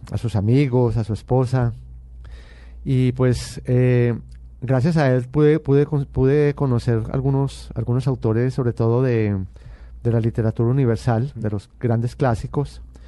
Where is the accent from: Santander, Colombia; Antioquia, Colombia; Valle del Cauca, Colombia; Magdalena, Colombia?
Antioquia, Colombia; Medellín; yo nací en Medellín y pertenezco a, a una familia paisa muy tradicional